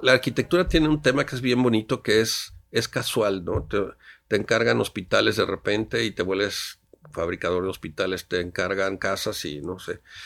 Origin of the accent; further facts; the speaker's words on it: Mexico City, Mexico; moved away as an adult; also born or lived in Oaxaca; de niño mis papás íbamos, mi papá tenía una asociación de ayuda al otomí, me acuerdo, en la zona otomí aquí cerca del Valle de México